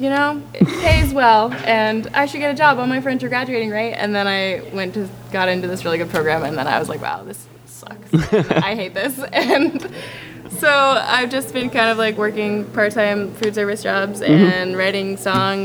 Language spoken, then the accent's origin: English; Portland, Maine, United States; moved away as an adult; now in Burlington, United States; I'm from Portland, Maine. I've been in Burlington for August will be 6 years